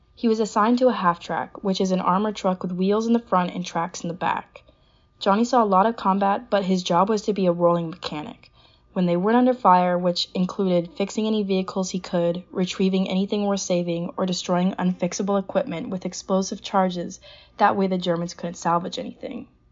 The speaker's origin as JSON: {"language": "English", "town": "Pasadena", "region": "California", "country": "United States", "said": "I'm from Pasadena, California."}